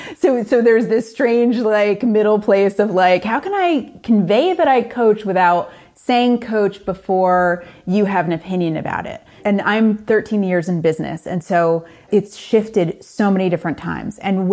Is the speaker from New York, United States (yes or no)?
yes; Hyde Park, New York, United States; also born or lived in Manhattan / Washington, D.C.; Well, I grew up in the Hudson Valley. I grew up across the river from here in a small town called Hyde Park, which is FDR's hometown.